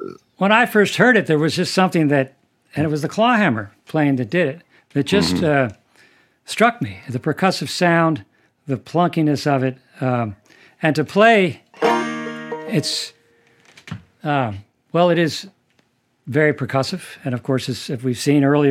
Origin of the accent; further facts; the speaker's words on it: outside of Boston, Massachusetts, United States; I grew up outside of Boston